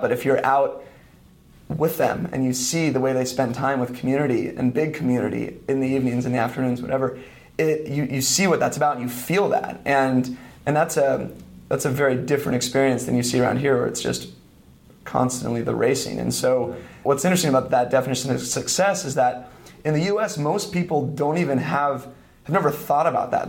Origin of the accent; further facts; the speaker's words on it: east of San Francisco, California, United States; moved away as an adult; also born or lived in Santa Barbara / Spain; I grew up in San Francisco, or east of San Francisco, like 30 minutes in like a little suburb